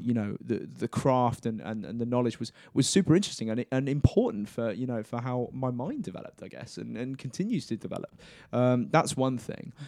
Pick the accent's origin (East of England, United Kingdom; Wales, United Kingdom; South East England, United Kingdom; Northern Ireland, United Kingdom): East of England, United Kingdom; Cambridgeshire; also born or lived in Essex; I'm from Essex originally, um, was born and raised in, in Cambridgeshire